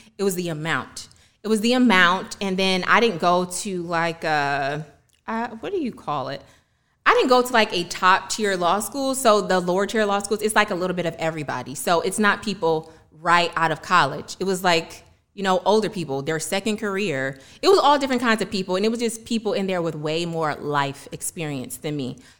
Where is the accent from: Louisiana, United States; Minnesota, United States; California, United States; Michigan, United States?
Michigan, United States; Detroit; moved away as an adult; also born or lived in New York / Washington, D.C. / Atlanta; growing up in Detroit